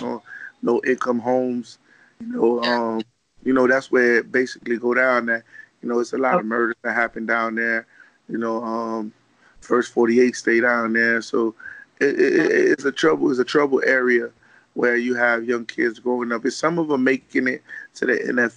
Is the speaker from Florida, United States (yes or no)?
yes; Miami, Florida, United States; I'm the General of my hometown, which is Little Haiti